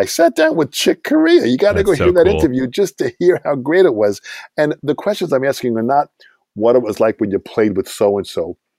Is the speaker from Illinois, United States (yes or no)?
no; Long Island, New York, United States; I said, Hal, I'm from Long Island. When I started listening to music of the 60s and 70s growing up